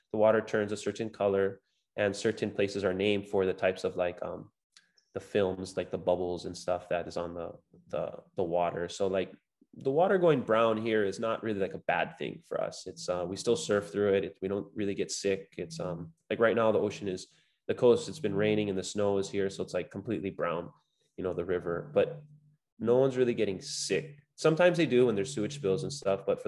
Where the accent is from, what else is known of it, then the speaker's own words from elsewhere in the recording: Big Island, Hawaii, United States; I grew up surfing here on the Big Island